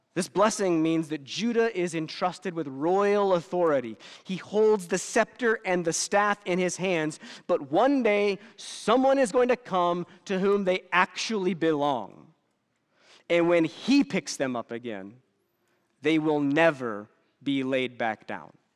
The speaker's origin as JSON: {"language": "English", "country": "United States", "said": "I'm as American as it gets"}